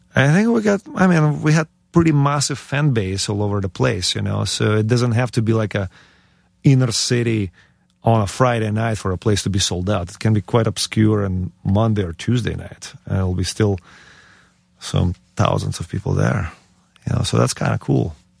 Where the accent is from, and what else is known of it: Ukraine; born or raised there; moved away; also born or lived in United States